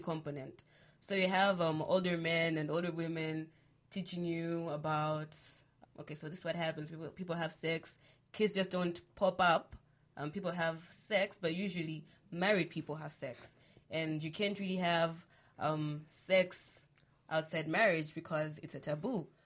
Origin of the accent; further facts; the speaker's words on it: Malawi; I'm from Malawi